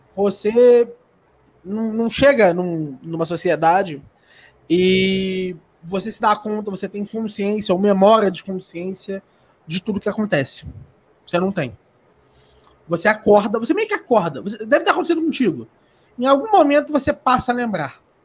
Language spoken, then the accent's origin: Portuguese; Rio de Janeiro, Brazil; eu, por exemplo, nasci no Rio de Janeiro. E eu sou uma criança no Rio de Janeiro